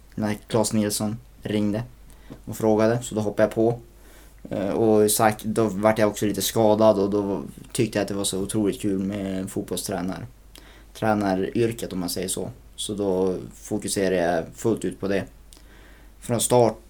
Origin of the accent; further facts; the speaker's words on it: Skellefteå, Västerbotten County, Sweden; jag är född och uppvuxen på, på Norrvalla.